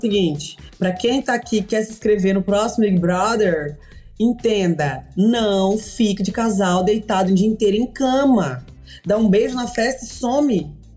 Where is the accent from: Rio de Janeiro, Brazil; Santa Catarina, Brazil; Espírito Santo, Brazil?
Espírito Santo, Brazil; sou do Espírito Santo